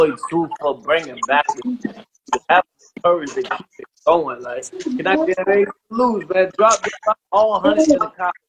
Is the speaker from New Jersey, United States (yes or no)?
yes; New Jersey, United States; now in Tampa, United States; I'm from Jersey, man, that I don't know, but I'm in Tampa, Florida right now